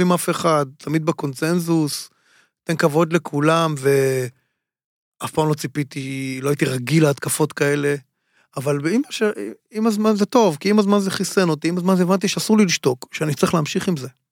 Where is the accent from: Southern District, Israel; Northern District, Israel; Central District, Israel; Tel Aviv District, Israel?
Tel Aviv District, Israel; Tel Aviv; מסוג האנשים שמתפללים בבית כנסת בשכונת שפירא, איפה שגדלתי